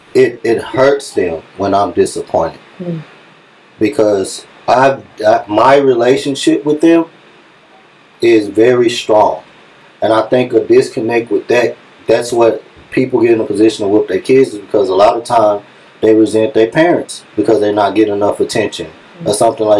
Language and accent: English; Dallas, Texas, United States; I'm from East Dallas